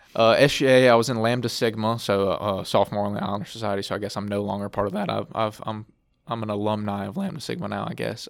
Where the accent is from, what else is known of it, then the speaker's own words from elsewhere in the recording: Alexandria, Louisiana, United States; I'm from, uh, Alexandria, Louisiana, just a little bit south of here